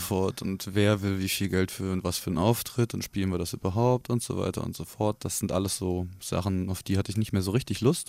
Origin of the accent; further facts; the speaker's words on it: area around Korbach, Hesse, Germany; now in Kassel, Germany; ich gebürtig aus der Gegend komme